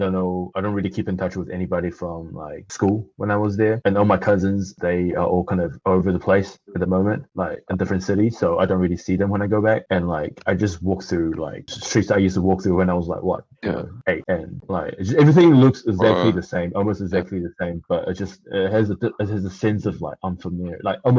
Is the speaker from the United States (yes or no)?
no; New Zealand; English is a second language; also born or lived in Taiwan; I was born in Taiwan, but I was raised in New Zealand.